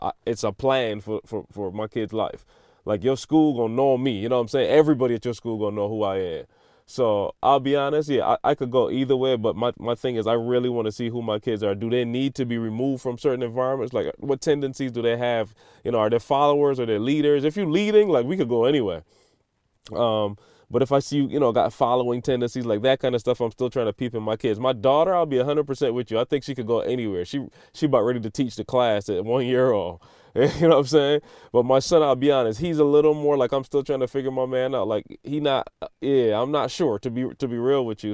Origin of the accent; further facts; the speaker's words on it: Barbados; moved away; I grew up in Barbados